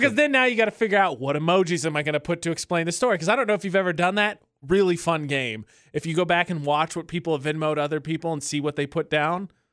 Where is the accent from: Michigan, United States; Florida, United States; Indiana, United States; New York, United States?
Indiana, United States; Lafayette; moved away; Fifty-two is one of the busiest roads in my hometown